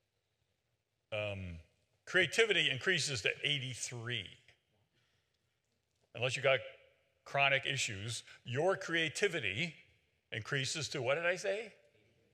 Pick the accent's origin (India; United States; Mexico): United States; West Virginia; I'm from West Virginia